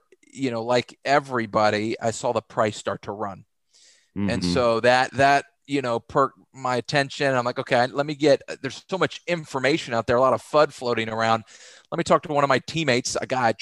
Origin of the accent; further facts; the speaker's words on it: Texas, United States; I grew up in Texas, played Division I football at the University of North Texas